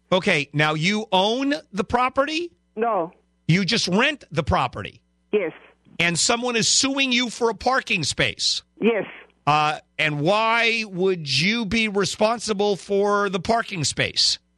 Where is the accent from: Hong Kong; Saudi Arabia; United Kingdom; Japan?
Japan; English is a second language; now in United States; Jap Japan.